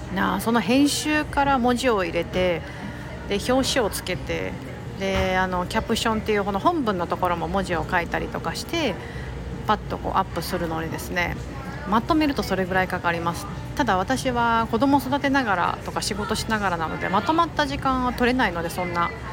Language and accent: Japanese; Osaka, Japan; 私は結構大阪出身ってこともあって